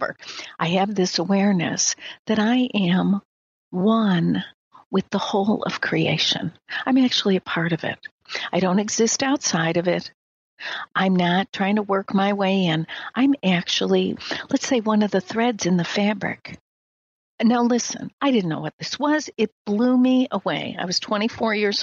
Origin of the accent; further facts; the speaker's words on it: Midwest, United States; I'm from the Midwest, raised in a very traditional American family, traditional religious Midwest Christian